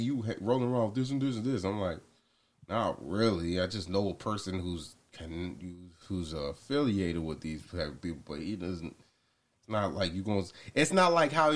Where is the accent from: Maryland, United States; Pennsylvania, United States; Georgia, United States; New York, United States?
Georgia, United States; Douglasville; moved away; I say Atlanta, Georgia, because nobody knows where Douglasville's